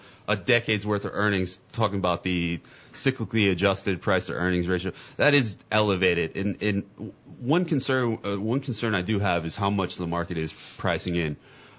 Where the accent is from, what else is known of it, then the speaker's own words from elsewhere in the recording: Columbia, South Carolina, United States; That's from my hometown there in Columbia right there.